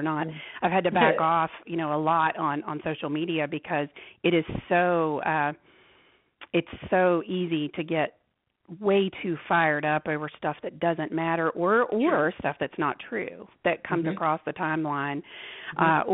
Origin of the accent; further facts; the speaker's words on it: the South, United States; accent: Southern; My Southern accent might really come out once I get started